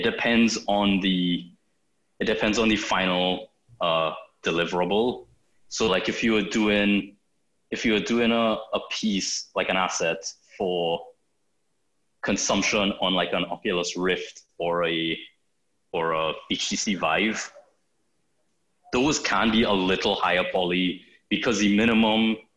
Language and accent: English; Trinidad & Tobago; now in Toronto, Canada; I'm from Trinidad in the Caribbean